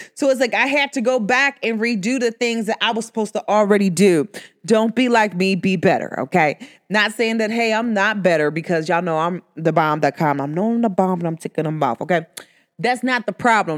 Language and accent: English; United States; accent: country; I, myself, I'm from America, but I don't speak your proper English